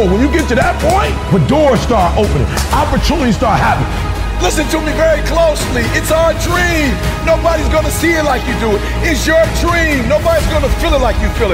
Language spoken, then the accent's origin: English; Detroit, Michigan, United States; I'm from Detroit, homeless. Mama got pregnant with me at 17 years old